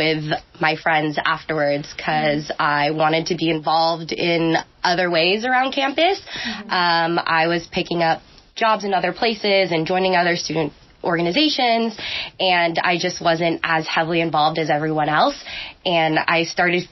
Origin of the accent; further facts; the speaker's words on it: Tracy, California, United States; I'm from Tracy, California, for anyone who knows what that's like. Mm-hmm. It's basically farmland, and I lived there way before the Bay Area was pushing over to Tracy. Mm-hmm. So that's kind of my upbringing